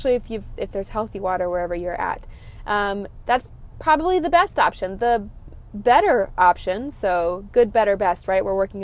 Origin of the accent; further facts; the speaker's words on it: Texas, United States; I'm from Texas